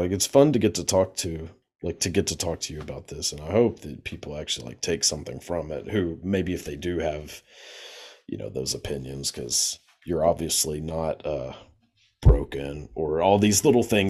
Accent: the South, United States; I grew up like in the South, so like super Bible Belt

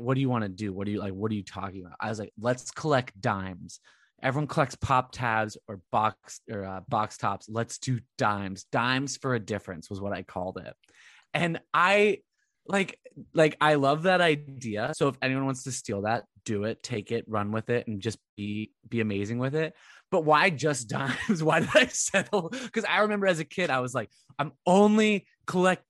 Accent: Coto de Caza, California, United States; where I grew up in Cota de Casa

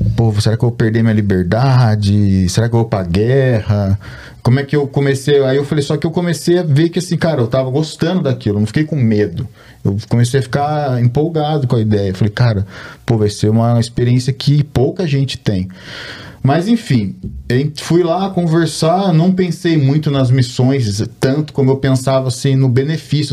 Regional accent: Brazil; moved away as an adult; now in United States; Sou um brasileiro, nasci no Brasil e me mudei para os Estados Unidos há 14 anos

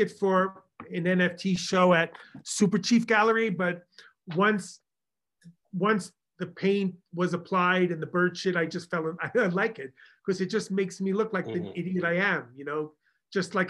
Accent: Long Island, New York, United States; accent: Long Island; my Long Island accent

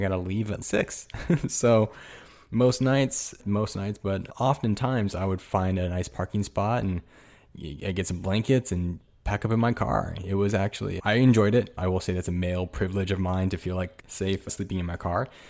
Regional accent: Ontario, California, United States; moved away; also born or lived in New York / Los Angeles; I go to school and grew up in Southern California and place, a little place called Ontario, California.

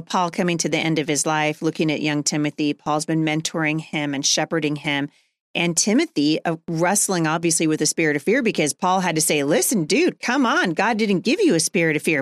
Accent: Portland, Oregon, United States; moved away as an adult; now in Washington, United States; I grew up in Portland.

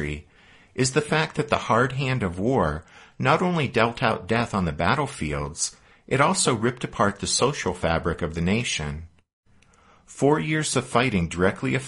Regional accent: Pennsylvania, United States; also born or lived in Kentucky; now in Colorado, United States; I'm from Pennsylvania, and one of my ancestors fought for the Union

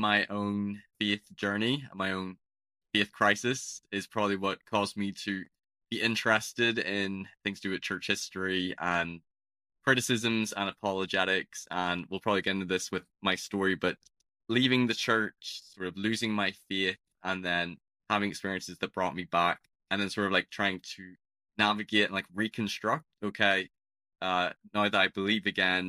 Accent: Belfast, Northern Ireland, United Kingdom; So I'm from Northern Ireland. If people can tell, my accent's a bit peculiar. It's not the typical Irish accent that you associate with leprechauns or people from Dublin.

